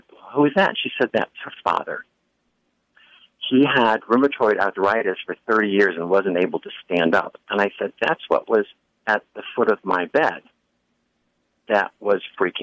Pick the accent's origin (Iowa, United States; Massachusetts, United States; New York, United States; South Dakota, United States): New York, United States; Buffalo; I grew up in Buffalo, New York